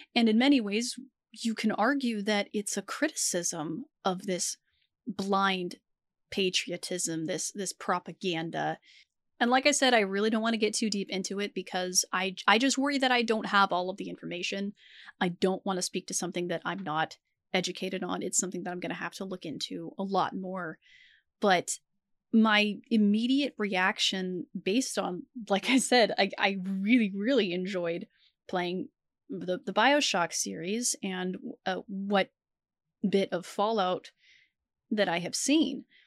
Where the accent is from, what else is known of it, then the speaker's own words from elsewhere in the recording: United States; as an American citizen. We have taxes here in the U S